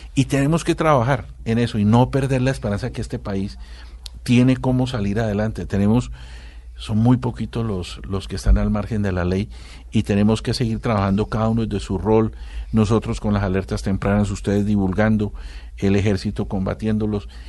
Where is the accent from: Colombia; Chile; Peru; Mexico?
Colombia; Somos más bien los, los colombianos